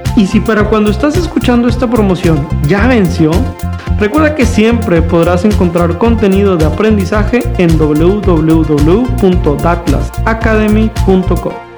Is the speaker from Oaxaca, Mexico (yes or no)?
no; Monterrey, Nuevo León, Mexico; somos de aquí en Monterrey